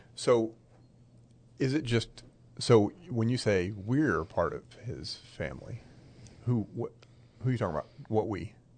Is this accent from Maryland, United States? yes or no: yes; Maryland, United States; I grew up in Maryland and I knew farmers